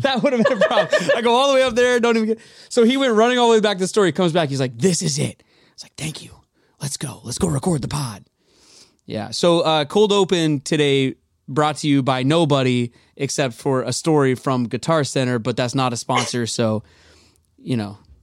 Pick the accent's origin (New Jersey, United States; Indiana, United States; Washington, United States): Washington, United States; Edmonds; moved away as an adult; now in Los Angeles, United States; I'm uh, born and raised in Seattle, Edmonds, Edmonds to be exact